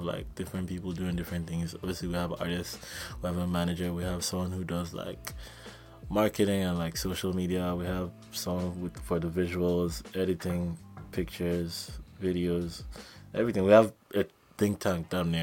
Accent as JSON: {"language": "English", "country": "Nigeria", "also_born_or_lived": "Vancouver", "moved": "yes", "said": "we're all Nigerian"}